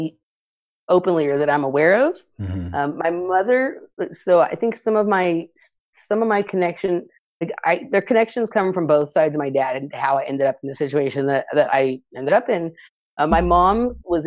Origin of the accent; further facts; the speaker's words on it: Los Angeles, California, United States; I grew up in Los Angeles. I still live here now.